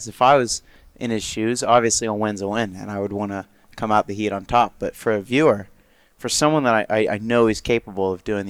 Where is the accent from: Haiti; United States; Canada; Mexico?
United States; Florida; I'm from Florida.